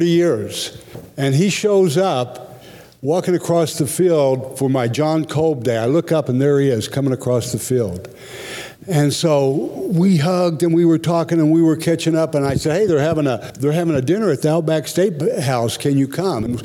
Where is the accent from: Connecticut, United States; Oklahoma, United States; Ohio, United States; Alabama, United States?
Oklahoma, United States; moved away; also born or lived in Pittsburgh; In Oklahoma, where I grew up